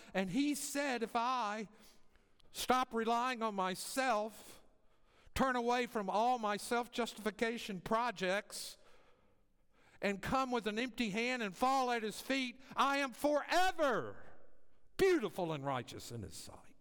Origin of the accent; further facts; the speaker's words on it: the South, United States; moved away as an adult; now in Las Vegas, United States; I often go back to my hometown to visit family